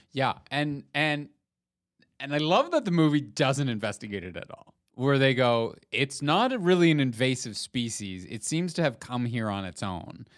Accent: Canada

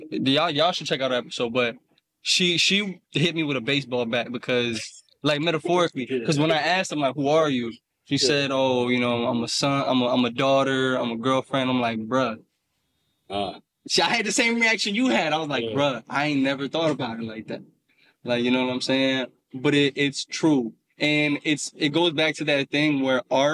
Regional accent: Cincinnati, Ohio, United States; I'm from Cincinnati, Ohio

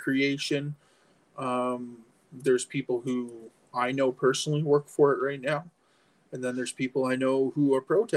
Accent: Stephenville, Newfoundland and Labrador, Canada; moved away as an adult; also born or lived in Halifax / Scarborough, Ontario; I'm from the west coast of Newfoundland, born and raised in Stephenville

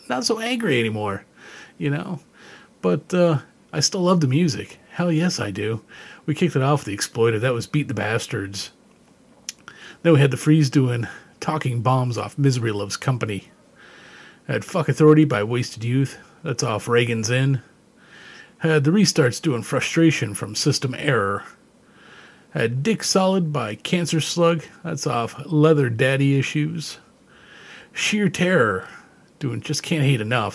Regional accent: Canada; growing up in Canada

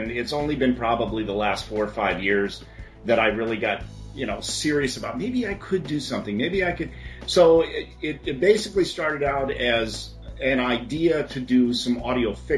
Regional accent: Phoenix, Arizona, United States; I've never lived anywhere else. I was born and raised in Phoenix

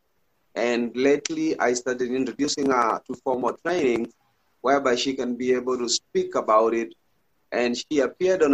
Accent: Kisii, Kisii County, Kenya; I'm from Kenya in a place called Kisii, Kenya in East Africa

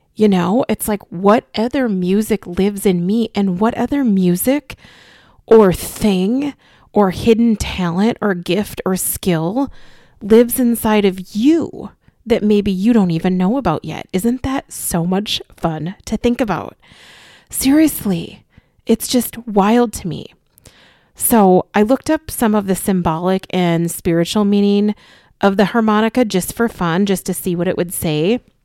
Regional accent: Austin, Minnesota, United States; my childhood home that I grew up in Austin, Minnesota

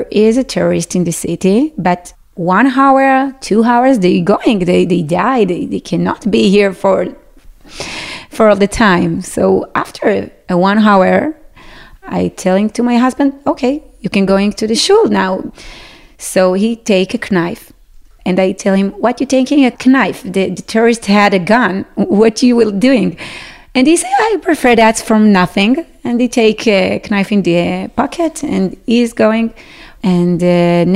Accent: Sderot, Southern District, Israel; English is a second language; moved away as an adult; now in Yeruham, Israel; I am from Sderot

